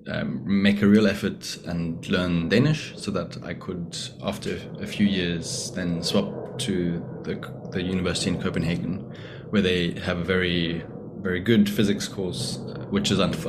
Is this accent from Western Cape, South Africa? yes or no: no; Johannesburg, Gauteng, South Africa; moved away as an adult; now in Denmark; I grew up in Johannesburg, South Africa